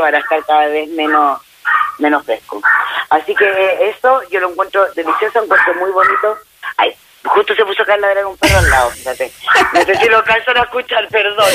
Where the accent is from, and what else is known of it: Chile